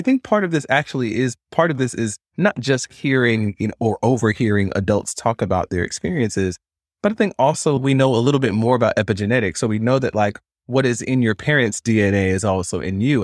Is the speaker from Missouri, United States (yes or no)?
no; Stone Mountain, Georgia, United States; I grew up in Stone Mountain, Georgia